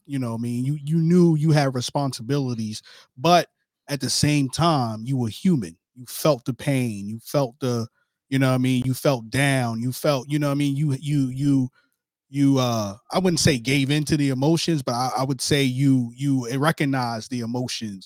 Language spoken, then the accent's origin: English; New York City, New York, United States; I'm from New York too